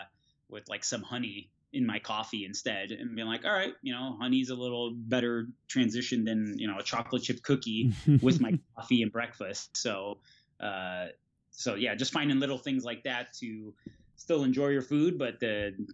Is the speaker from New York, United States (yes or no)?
no; Florida, United States; So, you know, 70 degrees California felt like, you know, 30 degrees for us because we're from Florida.